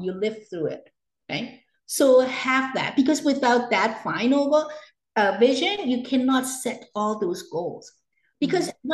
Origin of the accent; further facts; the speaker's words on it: Hong Kong; now in Canada; I was born and raised in Hong Kong, and I came to Canada in 1980.